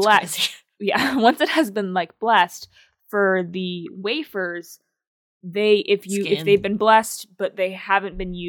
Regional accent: United States; As an American.

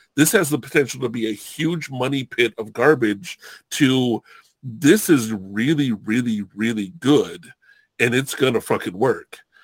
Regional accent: Southern California, United States; also born or lived in Hawaii; I grew up in Southern California

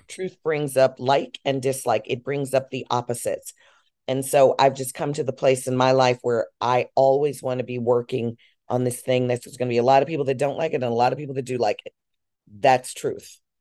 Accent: Chicago, Illinois, United States; I'm from Chicago

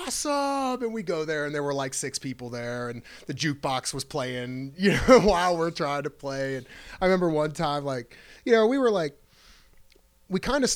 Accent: Akron, Ohio, United States; I'm from Akron

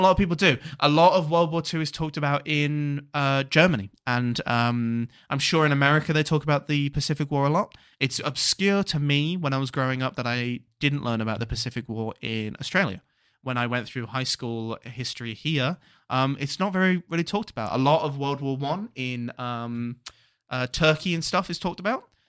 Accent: United Kingdom; growing up especially in a small village where a lot of people were old

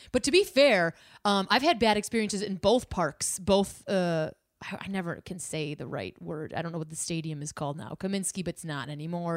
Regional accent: Chicago, Illinois, United States

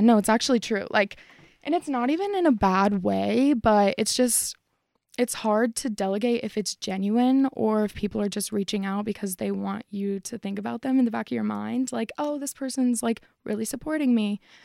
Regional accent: Parker, Colorado, United States; I'm from Colorado. I was born and raised.

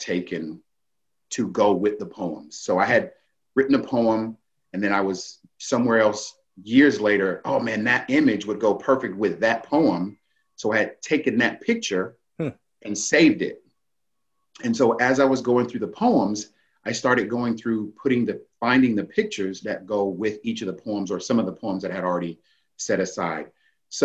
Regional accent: Daytona Beach, Florida, United States; I grew up in Daytona Beach

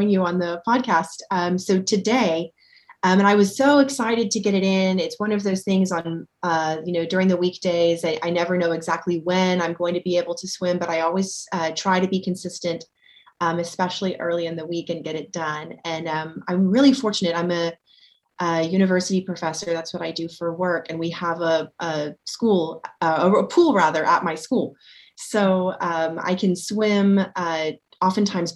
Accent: Houston, Texas, United States; now in Los Angeles, United States; I grew up most of my life in Texas. I grew up in the Houston area

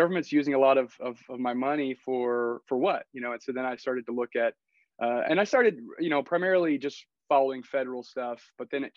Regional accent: North Carolina, United States; moved away as an adult; also born or lived in Virginia; now in Anchorage, United States; I grew up in North Carolina was there pretty much all the way through high school, went to college in Virginia.

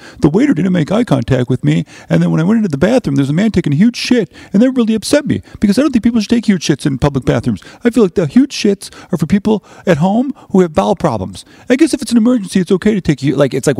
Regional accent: Chicago, Illinois, United States; me being an American from Chicago but claiming Irish heritage

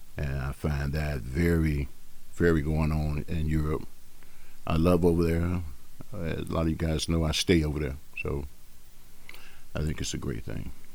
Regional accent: Chicago, Illinois, United States; I was born and raised here in Chicago, on the west side of Chicago

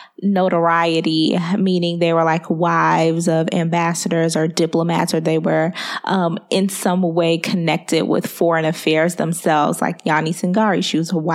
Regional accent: Liberia; Liberia, especially because that is my home country

